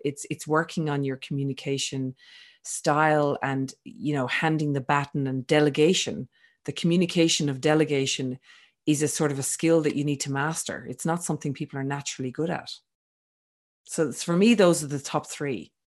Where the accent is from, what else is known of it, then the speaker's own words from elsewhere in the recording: Ireland; also born or lived in Sydney, Australia; now in France; I'm originally from Ireland